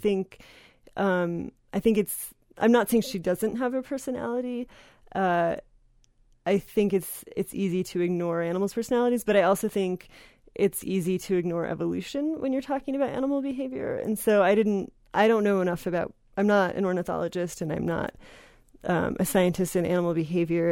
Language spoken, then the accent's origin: English; New Jersey, United States; volunteered at a Wild Bird Center where I grew up in New Jersey